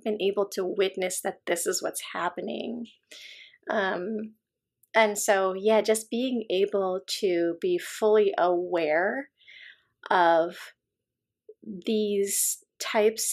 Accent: United States; also born or lived in Chicago, Illinois / Southern California; I grew up in the US and I wasn't taught to speak our native tongue, which is Malayalam

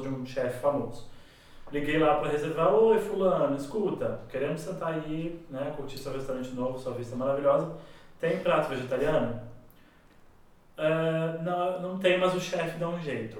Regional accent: Rio Grande do Sul, Brazil; moved away; also born or lived in São Paulo; quando era moleque lá no Rio Grande do Sul

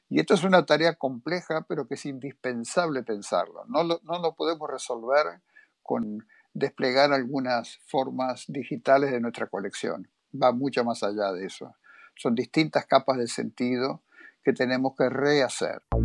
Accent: Argentina; soy de Argentina

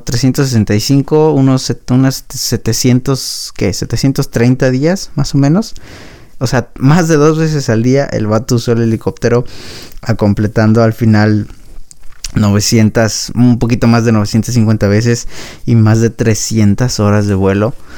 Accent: Mexico

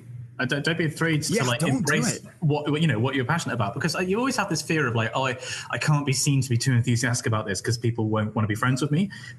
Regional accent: South West England, United Kingdom; I called it the Facebook because I'm from the West Country and English isn't like my first language.

